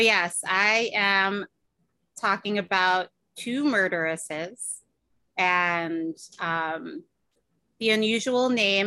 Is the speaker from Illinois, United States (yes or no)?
yes; Chicago, Illinois, United States; I am from Chicago